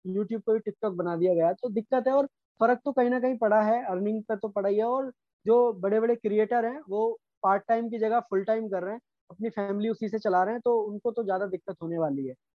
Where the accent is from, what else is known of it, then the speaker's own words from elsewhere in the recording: Moradabad, Uttar Pradesh, India; हमारे मुरादाबाद में